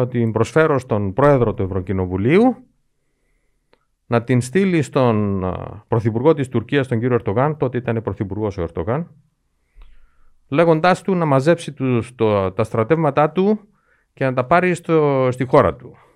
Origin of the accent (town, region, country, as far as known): Cyprus